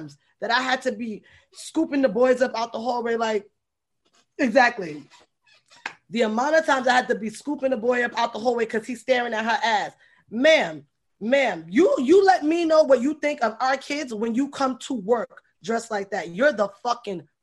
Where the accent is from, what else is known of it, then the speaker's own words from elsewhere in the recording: New York City, New York, United States; I'm just from 4 train stops going further into the Bronx.